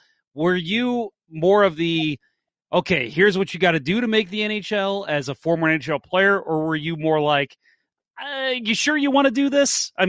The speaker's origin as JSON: {"language": "English", "town": "St. Charles", "region": "Missouri", "country": "United States", "tie": "born or raised there", "said": "I grew up in St. Charles."}